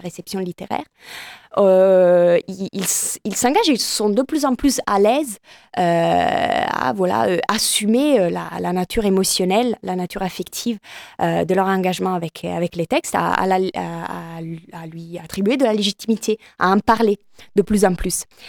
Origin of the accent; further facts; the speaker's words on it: Italy; French is a second language; now in France; je suis italienne